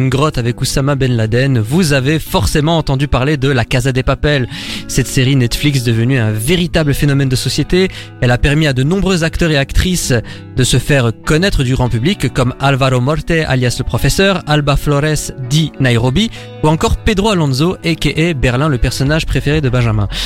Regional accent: Belgium; nous en tant que Belges

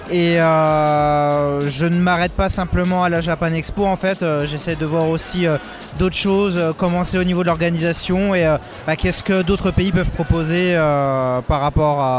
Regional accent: France; je suis français.

